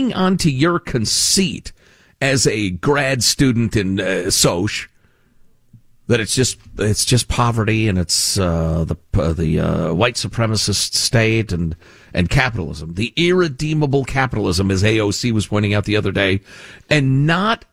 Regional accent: Chicago, Illinois, United States; I grew up in Chicago

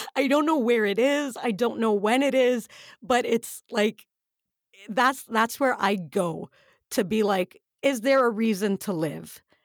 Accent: United Arab Emirates; we grew up in the Emirates

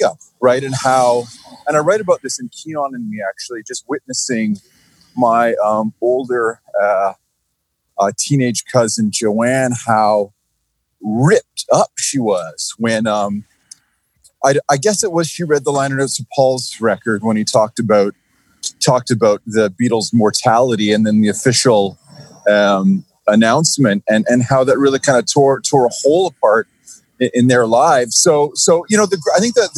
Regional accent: Toronto, Ontario, Canada; growing up in Etobicoke, in the 70s

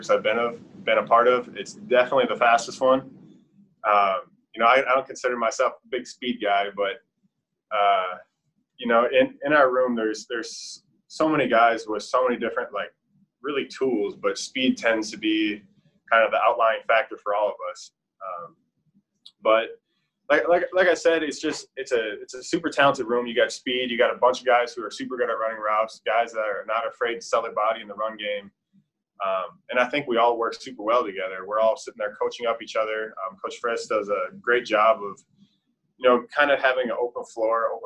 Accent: Minnesota, United States; moved away as an adult; now in Charlotte, United States; I'm from Minnesota, land at 10,000 lakes

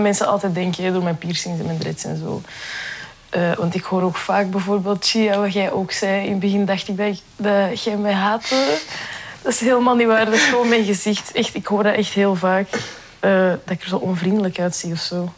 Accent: Belgium; Mijn ouders zijn eigenlijk allebei van Marokko, maar ik ben wel hier geboren

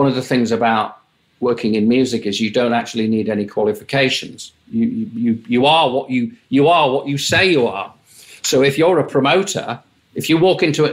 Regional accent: Tadcaster, Yorkshire and the Humber, United Kingdom; I was born in Yorkshire, which is up in the north of England. My father was the principal of a grammar school. My mum sort of was my mum. I had a younger brother. We lived in a town halfway between Leeds and York until I was about 11.

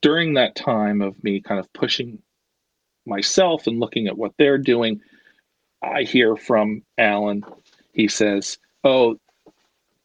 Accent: North Wales, Pennsylvania, United States; also born or lived in Baltimore; I'm from right outside of Philadelphia.

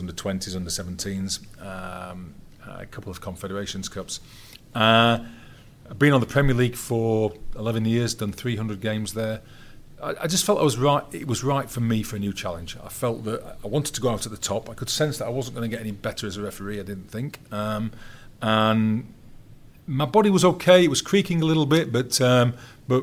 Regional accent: England, United Kingdom

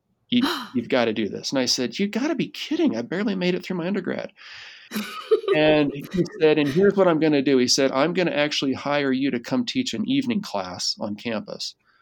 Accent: Seattle, Washington, United States; moved away as an adult; also born or lived in Utah; I'm from Seattle

